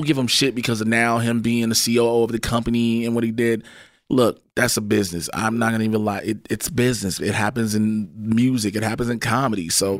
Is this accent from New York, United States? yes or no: no; Chicago, Illinois, United States; I remember as a kid, growing up on the South Side of Chicago, bro